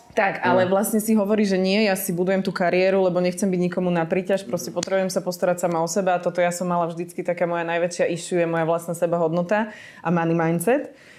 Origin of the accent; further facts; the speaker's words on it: Slovakia; moved away as an adult; ja som odišla zo Slovenska